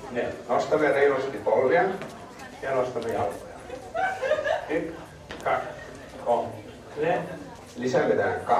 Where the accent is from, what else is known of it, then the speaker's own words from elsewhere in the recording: Helsinki, Uusimaa, Finland; also born or lived in Berlin, Germany; Mä, mä oon syntynyt Berliinissä, niin mä olin silloin siellä äh, se, semmoisessa päiväkodissa. Sitten itse asiassa, kun muuttiin Helsinkiin, niin äh, mä olin täälläkin semmoisessa.